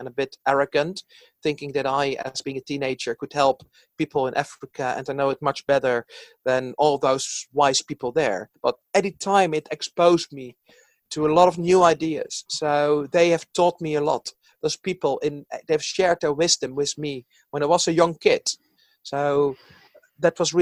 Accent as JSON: {"language": "English", "country": "Netherlands", "moved": "yes", "lives_now": "London, United Kingdom", "said": "originally I'm from the Netherlands, where there's actually no punk culture at all."}